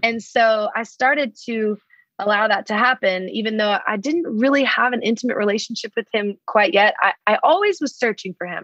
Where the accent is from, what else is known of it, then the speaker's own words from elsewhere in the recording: Dallas, Texas, United States; moved away as an adult; now in Nashville, United States; I'm originally from Dallas, Texas.